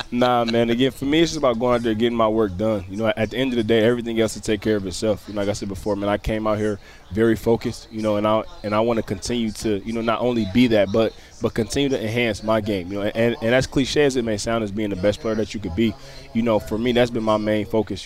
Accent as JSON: {"language": "English", "town": "Detroit", "region": "Michigan", "country": "United States", "tie": "born or raised there", "moved": "yes", "said": "growing up in Detroit"}